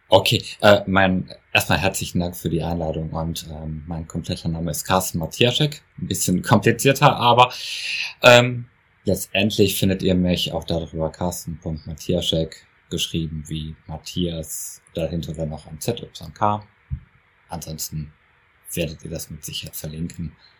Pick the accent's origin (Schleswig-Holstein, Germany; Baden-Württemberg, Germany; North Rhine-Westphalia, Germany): North Rhine-Westphalia, Germany; Essen; ich komme aus Essen, also aus dem tiefen Ruhrgebiet